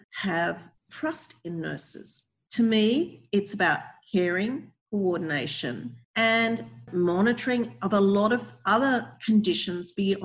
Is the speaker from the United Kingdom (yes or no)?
no; Australia; now in United States; my home country, Australia